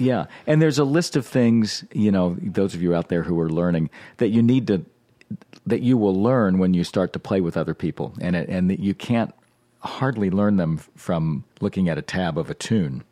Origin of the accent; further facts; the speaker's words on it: Norfolk, Virginia, United States; I grew up in Norfolk, Virginia, in a suburban neighborhood